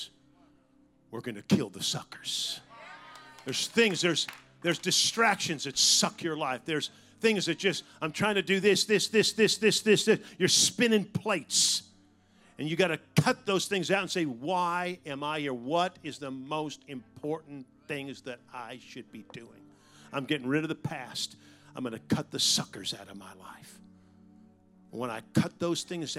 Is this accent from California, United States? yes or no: yes; San Francisco Bay Area, Northern California, United States; I was raised in Northern California in the San Francisco Bay Area